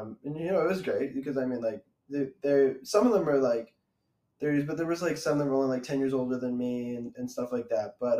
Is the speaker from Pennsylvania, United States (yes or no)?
yes; Scranton, Pennsylvania, United States; moved away as an adult; now in Los Angeles, United States; I'm from Scranton, Pennsylvania, and it's kind of like a smaller town